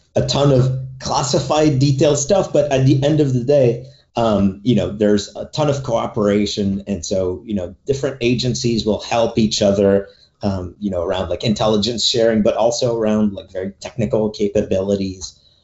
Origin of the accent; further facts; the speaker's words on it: Canada; I'm Canadian.